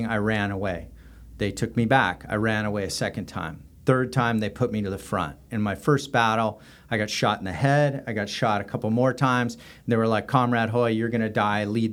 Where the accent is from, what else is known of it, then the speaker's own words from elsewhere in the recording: Southern California, United States; moved away as an adult; also born or lived in Australia; I'm originally from Southern California and grew up there.